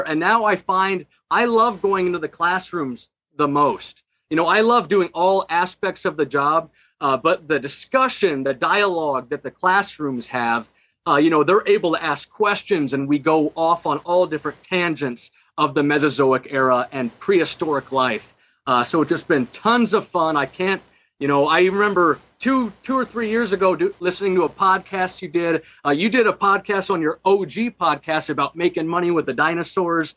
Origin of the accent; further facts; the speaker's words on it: Omaha, Nebraska, United States; I'm from Omaha, Nebraska